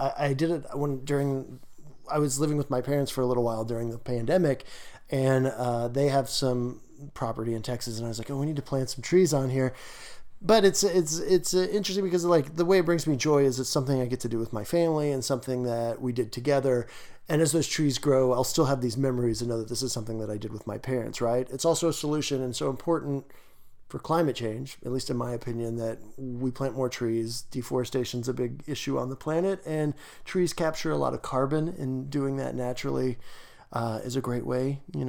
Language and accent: English; Canada; I'm a Canadian/tree nerd.